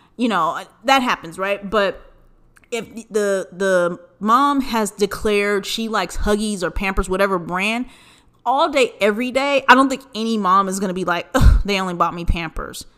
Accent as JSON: {"language": "English", "region": "Southern California", "country": "United States", "tie": "born or raised there", "said": "we grew up in Southern California"}